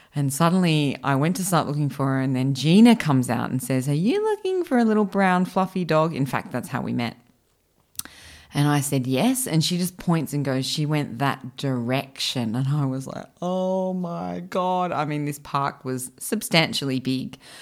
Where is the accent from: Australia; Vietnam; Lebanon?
Australia; I grew up in Australia